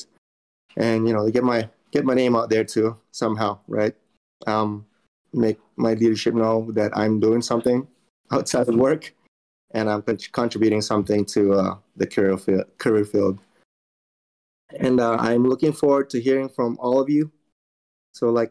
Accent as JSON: {"language": "English", "country": "Philippines", "tie": "born or raised there", "also_born_or_lived": "North Carolina, United States", "moved": "yes", "lives_now": "Missouri, United States", "said": "I was born and raised in the Philippines"}